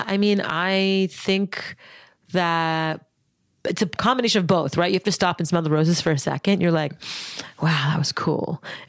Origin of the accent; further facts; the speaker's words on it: Montreal, Quebec, Canada; Born and raised in Montreal, Canada.